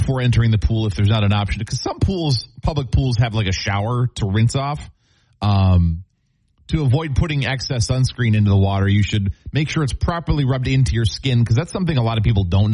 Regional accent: Minnesota, United States; as a Minnesotan

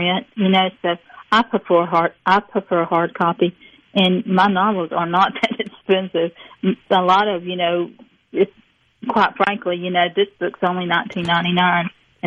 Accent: Petal, Mississippi, United States; moved away; also born or lived in New England / Northampton; I'm from Petal. It was a 2 red light town till it got Walmart and got 3.

